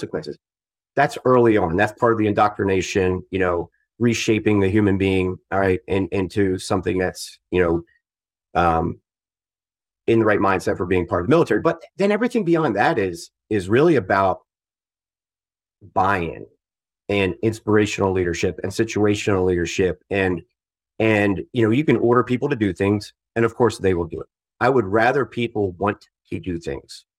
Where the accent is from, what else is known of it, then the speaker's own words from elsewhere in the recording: Southeastern Pennsylvania, United States; moved away as an adult; also born or lived in Syracuse, New York; I'm from Southeastern Pennsylvania